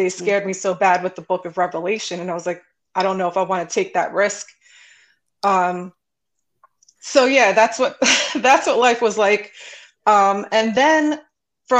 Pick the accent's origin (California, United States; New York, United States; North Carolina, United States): New York, United States; New York City; I grew up in Brooklyn